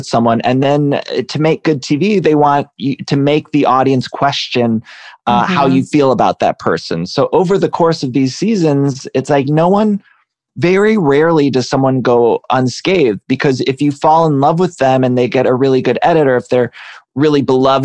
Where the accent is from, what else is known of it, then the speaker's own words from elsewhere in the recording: Ohio, United States; I'm from Ohio